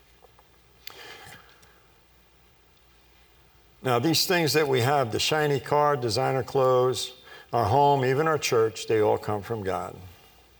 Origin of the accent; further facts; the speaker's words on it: Long Island, New York, United States; I was born on Long Island, New York